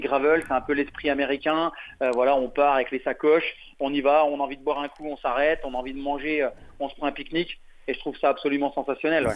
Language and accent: French; France; on est français